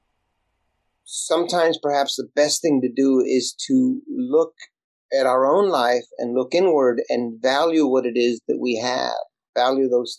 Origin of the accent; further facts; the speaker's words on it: Elsa, Texas, United States; first language Spanish; English is a second language; moved away as an adult; now in Los Angeles, United States; I'm from a little bitty town in South Texas, and I didn't speak English. I spoke Spanish when I started. And I grew up without an outhouse